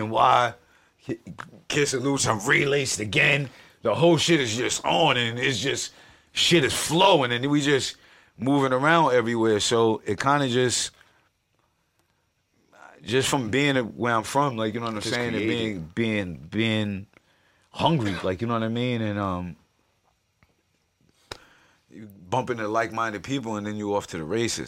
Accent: Yonkers, New York, United States; I'm from South Side of Yonkers, New York

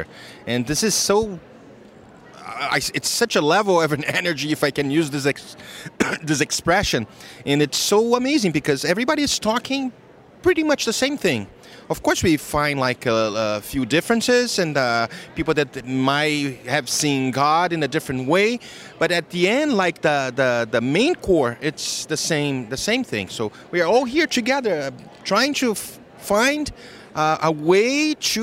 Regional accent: Rio de Janeiro, Brazil; moved away as an adult; now in Miami, United States; I am originally from Brazil, Rio de Janeiro, but I live in the United States for 18 years, about 18 years. I live in Miami

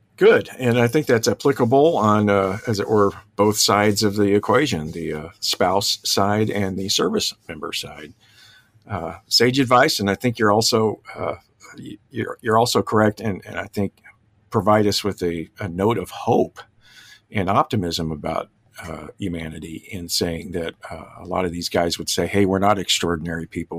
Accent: Dallas, Texas, United States; also born or lived in Plano, Texas; I'm also a Texan, uh, native of Dallas.

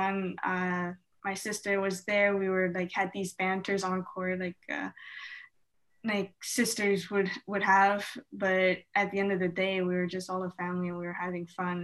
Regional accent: Canada; us Canadians

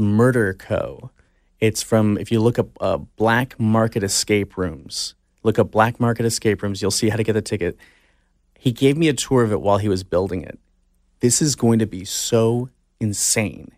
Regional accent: Orange County, California, United States; I grew up in Orange County

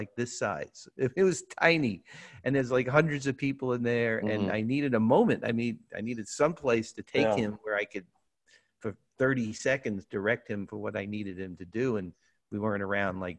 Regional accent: New York City, New York, United States; I grew up in Brooklyn.

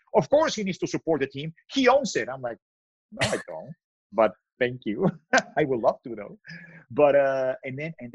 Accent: Mexico; moved away as an adult; now in Los Angeles, United States; I'm from Mexico.

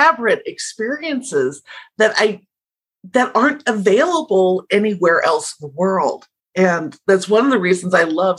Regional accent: Southeast Idaho, United States; I grew up in Southeast Idaho on a farm

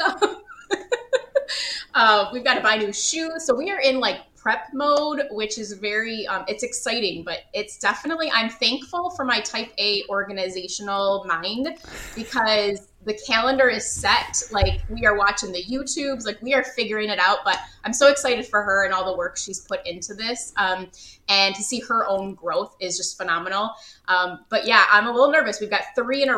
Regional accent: Rochester, New York, United States; I come from Rochester, New York

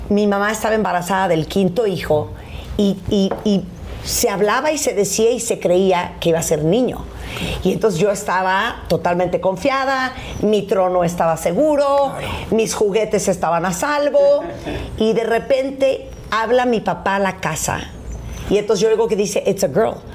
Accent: Mexico; es que sí soy mexicana.

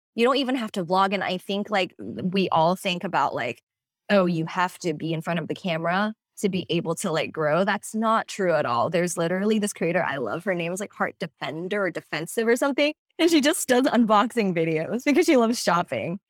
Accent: Hong Kong; moved away as an adult; now in United States; I am originally from Hong Kong, born and raised, and I came to the States when I was eighteen

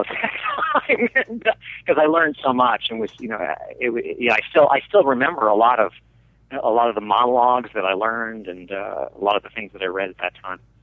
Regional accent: Delmont, Pennsylvania, United States; the very small little rural town that I grew up in outside of Pittsburgh, Pennsylvania, called Delmont

